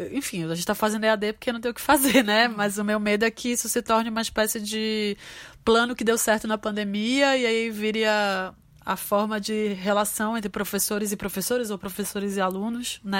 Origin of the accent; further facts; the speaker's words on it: North Region, Brazil; Um pouco você tá é, no mundo e sendo nortista, sendo uma mulher é, afro-indígena, né?